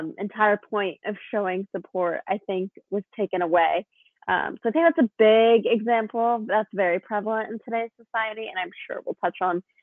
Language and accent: English; Washington, United States; I am from Windmill, Washington.